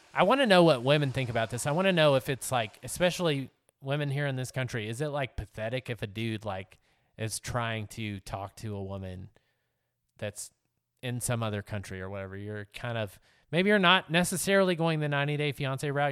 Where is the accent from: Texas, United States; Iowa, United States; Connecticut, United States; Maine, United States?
Texas, United States; moved away; my home state of Texas